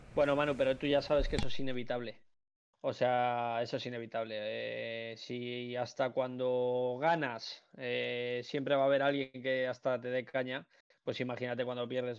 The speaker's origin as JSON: {"language": "Spanish", "town": "Alcobendas", "region": "Community of Madrid", "country": "Spain", "said": "yo es que soy de Alcobendas, además. Entonces, yo he estado en varios colegios, tengo muchísimos amigos por la zona"}